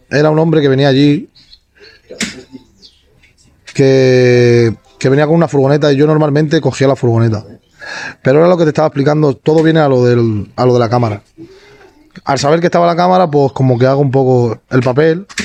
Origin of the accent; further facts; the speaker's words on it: Badalona, Catalonia, Spain; Hasta que terminamos aquí en Badalona, que tengo toda mi familia aquí, en San Roque. Nosotros, básicamente, casi toda mi familia somos de aquí.